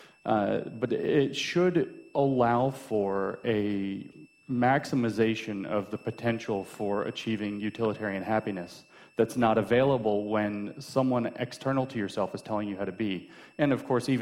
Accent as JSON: {"language": "English", "country": "United States", "said": "I'm an American and I could just say I'm an American"}